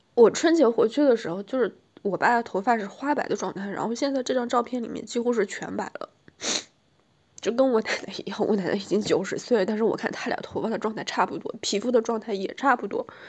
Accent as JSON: {"language": "Chinese", "country": "China", "tie": "born or raised there", "moved": "as an adult", "lives_now": "Beijing, China", "said": "我老家这个，是个小县城，十八县"}